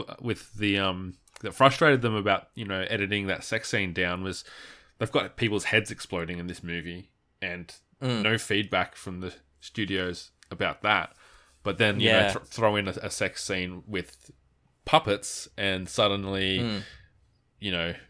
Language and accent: English; Australia; Like, we're Australian, we're straight white males.